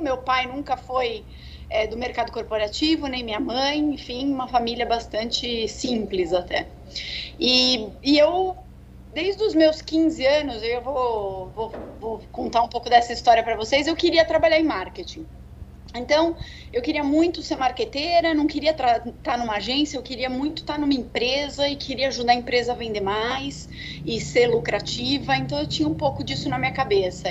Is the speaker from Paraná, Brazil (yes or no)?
no; São Paulo, Brazil; sou de São Paulo, natural de São Paulo